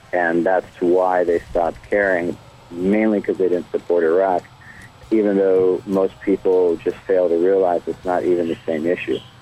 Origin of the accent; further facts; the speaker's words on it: Cleveland, Ohio, United States; I was born in Cleveland, Ohio.